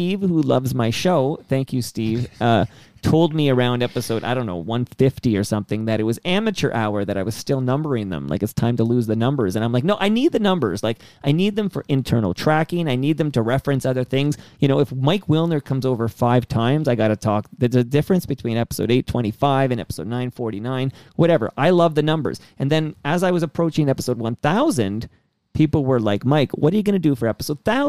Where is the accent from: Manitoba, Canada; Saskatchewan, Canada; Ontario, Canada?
Ontario, Canada; Toronto; I was born here in Toronto at St. Joe's in Parkdale